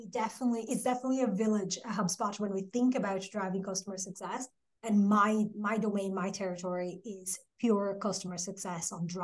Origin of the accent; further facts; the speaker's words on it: Brazil; English is a second language; moved away as an adult; now in Dublin, Ireland; And yeah, Dublin is home, definitely, but that's not where I'm from, or I'm originally from Brazil. But yeah, 14 years later, Dublin is definitely become home.